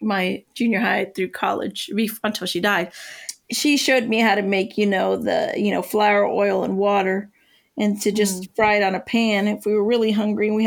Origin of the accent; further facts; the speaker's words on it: northwestern Pennsylvania, United States; also born or lived in Puerto Rico; most of the time I was on the mainland and we lived where my dad grew up in northwestern